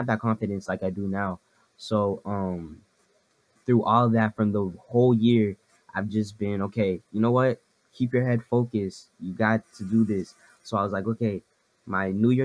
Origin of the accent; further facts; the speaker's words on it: Ottawa, Ontario, Canada; I'm from Ottawa, Ottawa, Canada